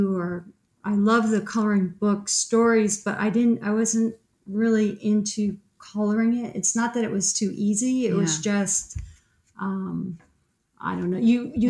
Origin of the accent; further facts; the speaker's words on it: East Hartford, Connecticut, United States; I grew up in East Hartford, in rural East Hartford.